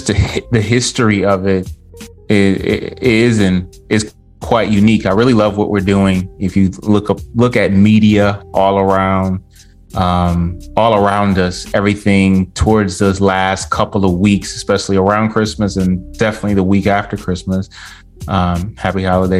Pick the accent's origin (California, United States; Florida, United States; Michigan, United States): Michigan, United States; Detroit; I'm from a suburb outside of Detroit.